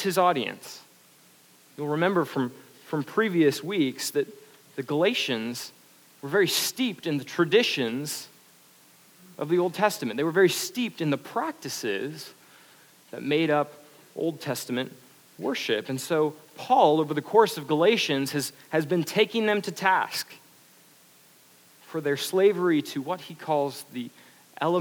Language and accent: English; Canada; now in United States; I'm Canadian